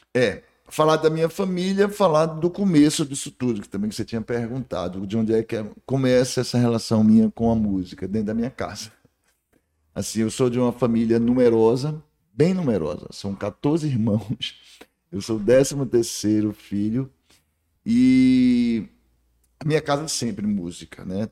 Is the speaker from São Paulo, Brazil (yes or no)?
no; Barreiras, Bahia, Brazil; also born or lived in Juazeiro, Bahia / Salvador, Bahia; Eu nasci em Juazeiro da Bahia, cheguei aqui com cinco anos, através de barca ali no Rio, aqui no Rio, Rio São Francisco